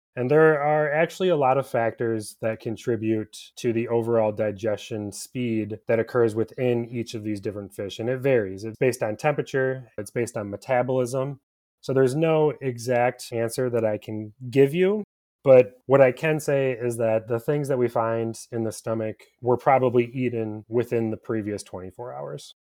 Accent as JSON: {"language": "English", "region": "Michigan", "country": "United States", "tie": "born or raised there", "said": "I have been a Michigander for my entire life. I've never lived outside of the state of Michigan"}